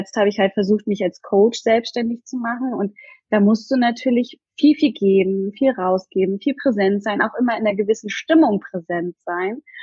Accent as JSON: {"language": "German", "region": "Hamburg area", "country": "Germany", "lives_now": "Berlin, Germany", "said": "und ich komme eigentlich aus der Nähe von Hamburg und bin relativ spontan mit meinem Freund zusammen einfach mal nach Berlin gezogen."}